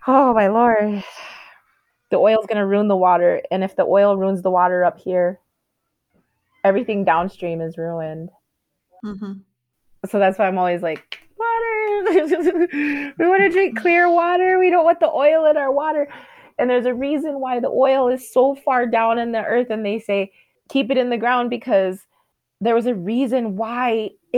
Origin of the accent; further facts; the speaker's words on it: United States; we didn't really interact with the white people that lived on the reservation